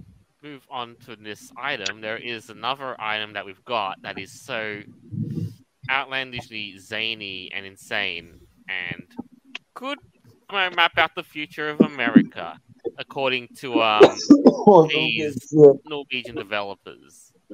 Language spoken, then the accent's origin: English; Australia; I'm from Australia.